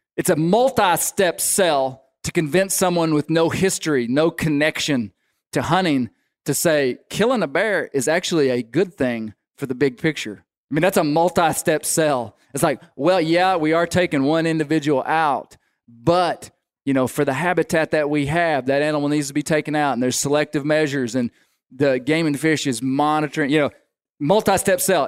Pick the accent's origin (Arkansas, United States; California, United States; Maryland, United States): Arkansas, United States; growing up in Arkansas